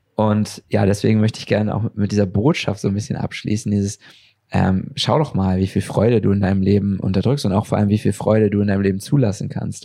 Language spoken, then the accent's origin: German; Germany; als Deutsche